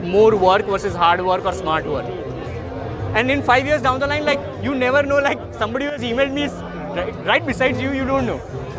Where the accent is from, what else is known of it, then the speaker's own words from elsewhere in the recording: Ahmedabad, Gujarat, India; also born or lived in Mumbai; I'm from Ahmedabad, but I keep rotating in Mumbai